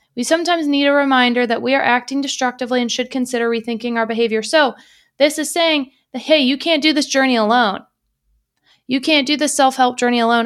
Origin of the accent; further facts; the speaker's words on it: United States; I'm American